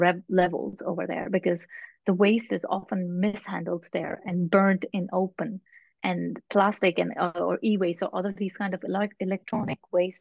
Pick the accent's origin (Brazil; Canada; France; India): India; now in Netherlands; here in the Netherlands, I'm from India originally.